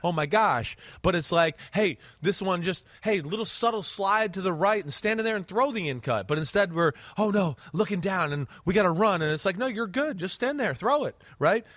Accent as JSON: {"language": "English", "region": "New Jersey", "country": "United States", "tie": "born or raised there", "moved": "yes", "lives_now": "Connecticut, United States", "said": "where I grew up in Jersey"}